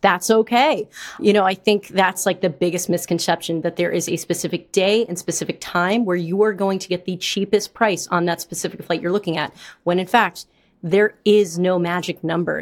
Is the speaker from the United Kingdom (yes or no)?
no; New York City, New York, United States; I'm from New York